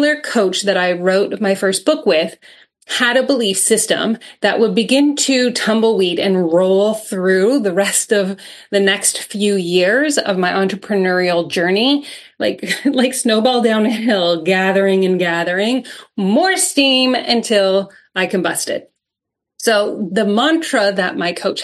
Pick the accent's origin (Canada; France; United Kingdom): Canada; I'm Canadian